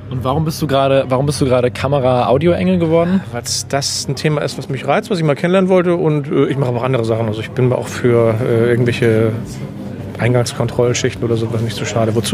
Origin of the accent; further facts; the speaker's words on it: Hamburg, Germany; der Umzug von Berlin nach Hamburg war dann für mich als Hamburger äh, dann willkommen.